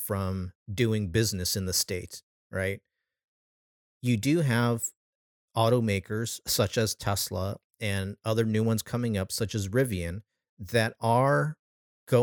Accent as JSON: {"language": "English", "region": "California", "country": "United States", "said": "in my home state of California"}